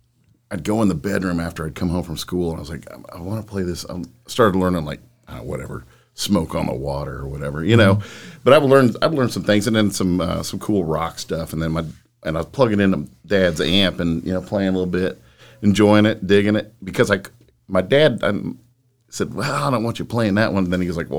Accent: Kansas, United States; moved away as an adult; also born or lived in Boulder, Colorado; now in Roanoke, United States; I grew up in Kansas and left, there in 1989, was in the Army for 6 years, and then got out of the military and went to, I was in Boulder, Colorado for 5 years.

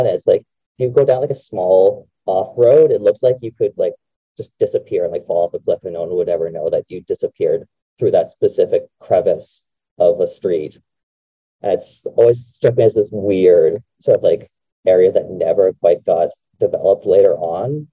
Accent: Burnaby, British Columbia, Canada; my hometown is burnaby

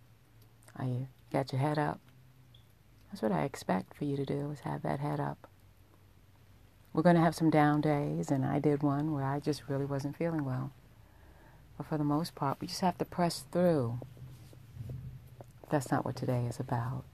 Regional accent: New York, United States; I was a young girl, and I grew up in New York

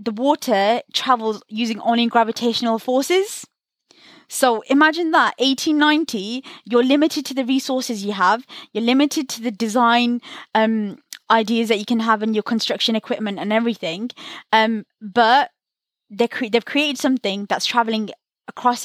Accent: Birmingham, West Midlands, United Kingdom; I'm from Birmingham

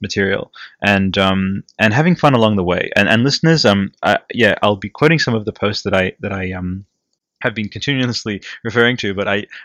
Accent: Italy; English is a second language; moved away; I grew up in Italy, and my English for a long time was just like bleh

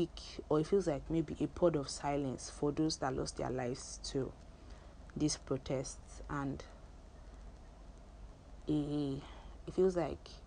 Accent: Nigeria; as a Nigerian youth right now

